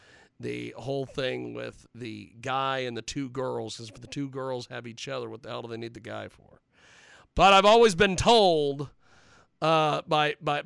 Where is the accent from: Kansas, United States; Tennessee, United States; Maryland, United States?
Kansas, United States; Hutchinson; Hutchinson, Kansas